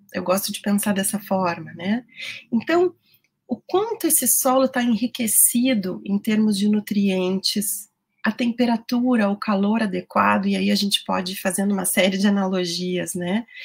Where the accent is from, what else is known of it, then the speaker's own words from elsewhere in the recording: Rio Grande do Sul, Brazil; eu falo para vocês do Rio Grande do Sul, eu sou gaúcha